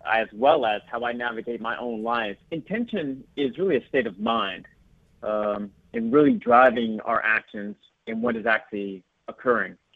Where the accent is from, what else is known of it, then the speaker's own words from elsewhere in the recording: Sterling, Virginia, United States; now in Los Angeles, United States; Yes, absolutely. Um, still uh, still defined it as home, but now called Los Angeles uh, my secondary home.